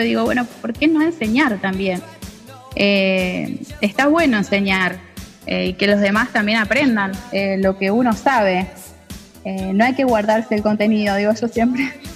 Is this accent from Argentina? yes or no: yes; Junín, Buenos Aires Province, Argentina; now in San Nicolás de los Arroyos, Argentina; soy argentina, eh, nací en Junín, provincia de Buenos Aires, y actualmente estoy viviendo en San Nicolás de los Arroyos